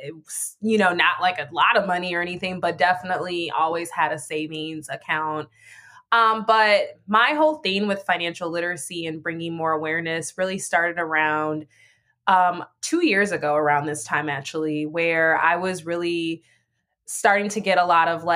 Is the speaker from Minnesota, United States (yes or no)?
yes; Minneapolis, Minnesota, United States; This is my city, which is Minneapolis, where I was born and raised